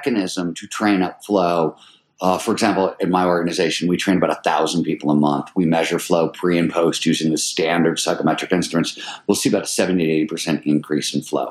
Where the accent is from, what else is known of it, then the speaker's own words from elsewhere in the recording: Cleveland, Ohio, United States; I grew up in Cleveland, Ohio in the 70s